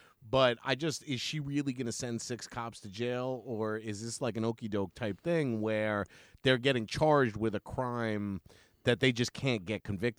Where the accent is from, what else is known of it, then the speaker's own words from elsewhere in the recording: New York City, New York, United States; I grew up on Eastern Parkway between Franklin and Clausen